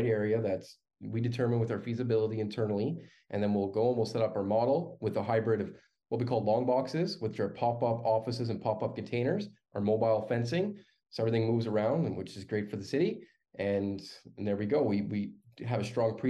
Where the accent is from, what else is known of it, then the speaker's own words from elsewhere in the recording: Canada; as a Canadian